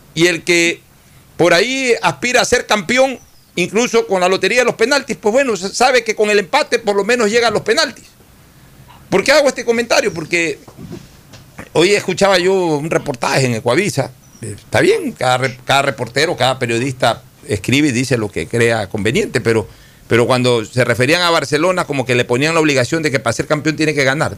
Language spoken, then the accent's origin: Spanish; Guayaquil, Guayas, Ecuador; como guayaquileño